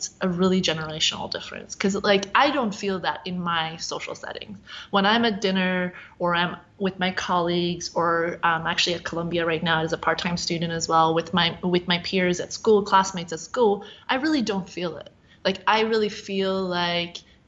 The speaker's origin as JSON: {"language": "English", "country": "Sweden", "tie": "born or raised there", "moved": "as an adult", "lives_now": "United States", "said": "I grew up in Sweden, so obviously like my experience is very different. But having come to the U.S. as a 20-year-old"}